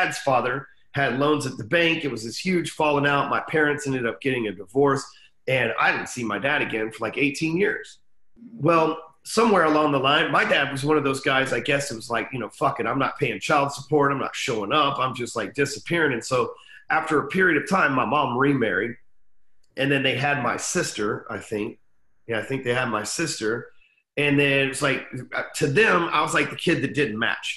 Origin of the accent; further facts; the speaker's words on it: Dallas, Texas, United States; I'm still in Dallas, Texas. Been here for 40 years. Never left